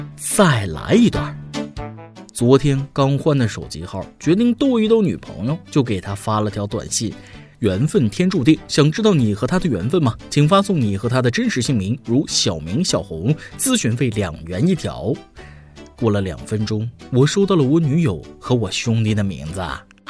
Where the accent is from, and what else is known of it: China